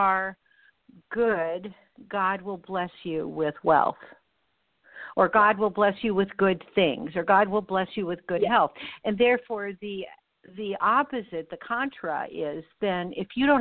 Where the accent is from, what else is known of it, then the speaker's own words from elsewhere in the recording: Los Angeles, California, United States; when I was a kid in Los Angeles